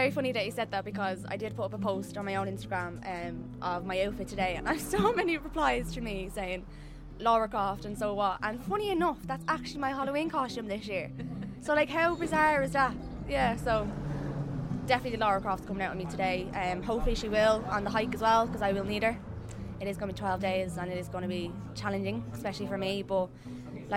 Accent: Dublin, Leinster, Ireland; I'm from Dublin

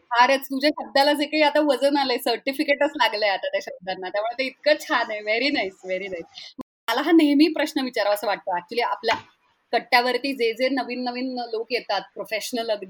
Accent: Pune, Maharashtra, India; हो मी पुण्याचीच आहे

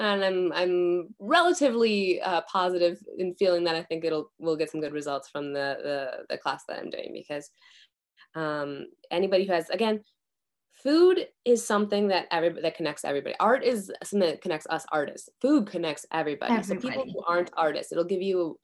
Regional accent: Midwest, United States; moved away as an adult; now in Japan; growing up in the Midwest in the US

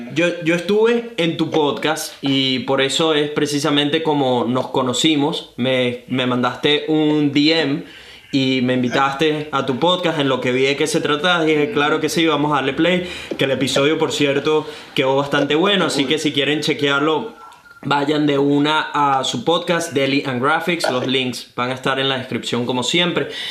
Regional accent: Venezuela; also born or lived in Brisbane, Australia; now in Gold Coast, Australia; soy un venezolano que vive actualmente recién mudado a Gold Coast, Australia

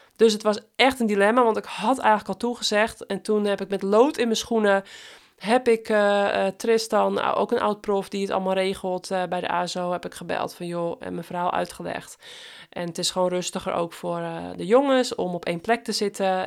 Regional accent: West Friesland, North Holland, Netherlands; accent: West-Fries; mijn West-Friese accent

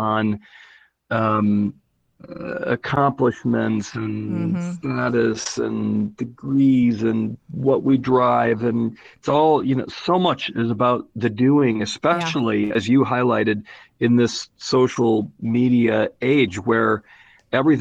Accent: North Carolina, United States; we're both from North Carolina

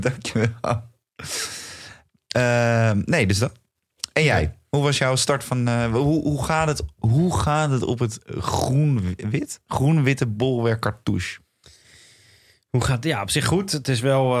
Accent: Netherlands; wij als Nederlanders

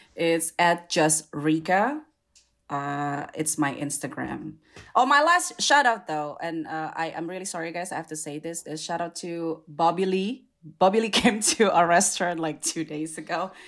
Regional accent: Indonesia; now in United States; we're all uh, Chinese, Indonesian

